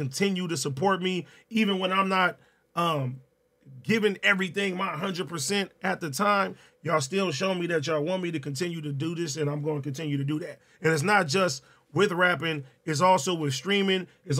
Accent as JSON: {"language": "English", "town": "Compton", "region": "California", "country": "United States", "tie": "born or raised there", "said": "Compton, man."}